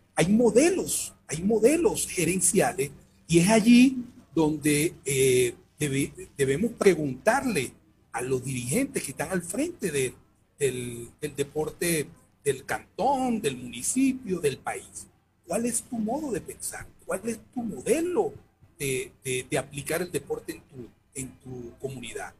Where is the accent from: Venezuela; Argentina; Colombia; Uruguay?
Venezuela; moved away as an adult; now in Ecuador; yo soy venezolano y provengo del país